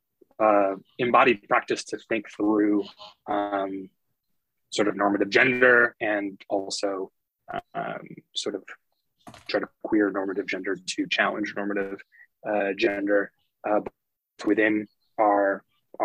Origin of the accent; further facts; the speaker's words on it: Geneseo, New York, United States; I'm from Western New York State, from a small town called Geneseo. I grew up in a family of educators